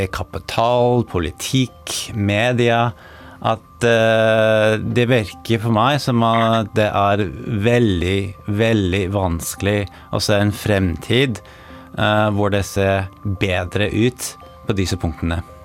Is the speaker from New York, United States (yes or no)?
yes; New York, United States; Norwegian is a second language; moved away as an adult; also born or lived in Norway; now in Oslo, Norway; Født og oppvokst i New York og har flyttet til Norge i 2014